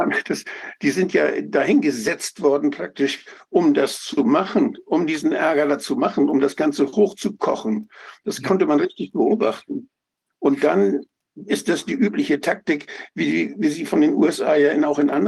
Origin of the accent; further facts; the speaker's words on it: Schleswig-Holstein, Germany; Ich komme ja aus einer, aus Norddeutschland, ganz an der dänischen Grenze.